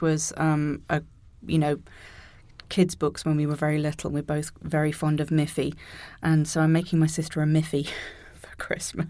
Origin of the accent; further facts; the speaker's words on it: near Birmingham, West Midlands, United Kingdom; moved away; also born or lived in Canada; the biggest city closest to where I grew up